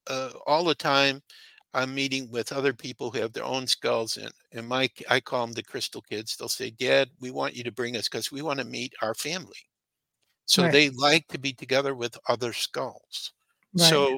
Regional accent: Chicago, Illinois, United States; born there; So sometimes I'll say I'm Illinois … because I was born

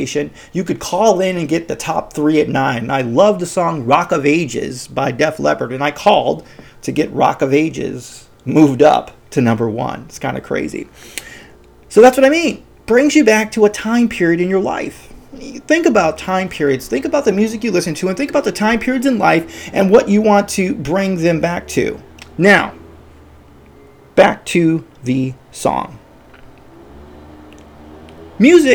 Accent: Chicago, Illinois, United States; I'm from Chicago

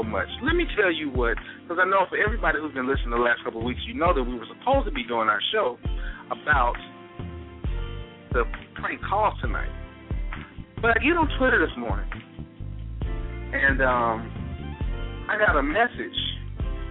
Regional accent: Mississippi, United States; moved away; also born or lived in Montgomery, Alabama; I'm from Mississippi

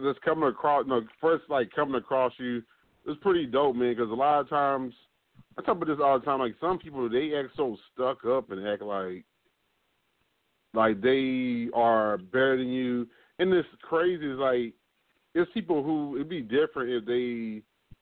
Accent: New Jersey, United States; moved away; I'm from Jersey originally

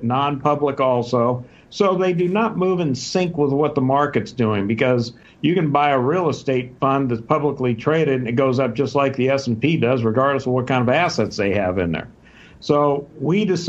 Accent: Southern California, United States; moved away as an adult; also born or lived in Texas; now in Scottsdale, United States; I was born and raised in Southern California, spent my days in the 60s hitchhiking up and down Pacific Coast Highway with my surfboard

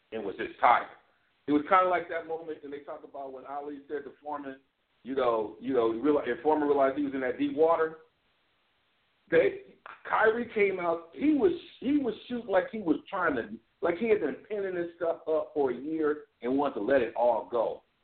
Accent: Midwest, United States; as a Midwesterner

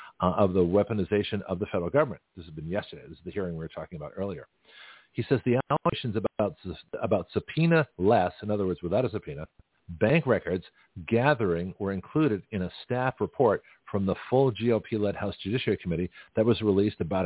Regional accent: Canada; now in United States; as a Canadian immigrant

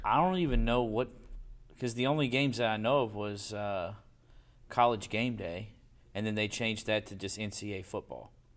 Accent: Louisville, Kentucky, United States; we played on concrete because we grew up in Portland.

